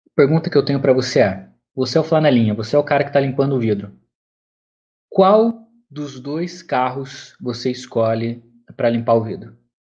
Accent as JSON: {"language": "Portuguese", "region": "São Paulo", "country": "Brazil", "said": "Eu venho de São Paulo, tá? Não, não capital, mas do estado de São Paulo"}